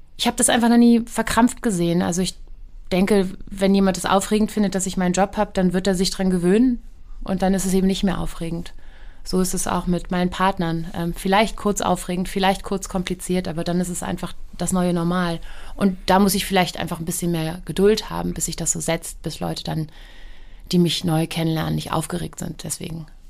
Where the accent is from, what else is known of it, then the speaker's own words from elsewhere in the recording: Hamburg, Germany; ich bin geboren in ähm, im AK Wandsbek